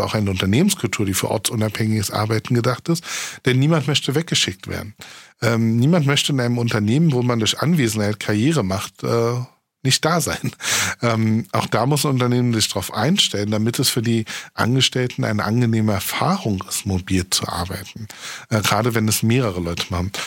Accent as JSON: {"language": "German", "region": "Saxony-Anhalt", "country": "Germany", "moved": "yes", "lives_now": "Berlin, Germany", "said": "ich komme aus Sachsen-Anhalt, das ist ein Niedriglohnland."}